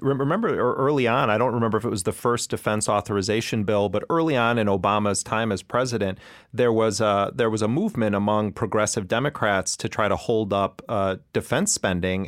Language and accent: English; Wisconsin, United States; moved away; I'm, I'm originally from Wisconsin. At the time the crime bill was, was implemented, um, I was a, a student in Wisconsin